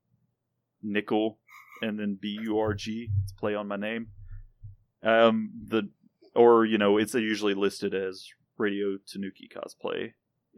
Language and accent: English; the South, United States; I am from the South